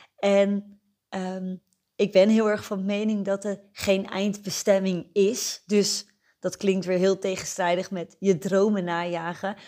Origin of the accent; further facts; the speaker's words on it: Netherlands; moved away as an adult; now in Nieuwegein, Netherlands; Ik ben geboren en getogen in Beeldhoven en voor de liefde naar Nieuwegein verhuisd en daar woon ik nu nog steeds.